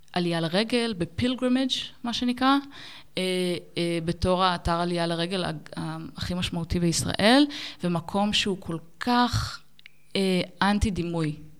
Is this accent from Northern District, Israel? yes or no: yes; Ben Ami, Northern District, Israel; moved away as an adult; now in Berlin, Germany; אני גדלתי במושב בנעמי ליד נהריה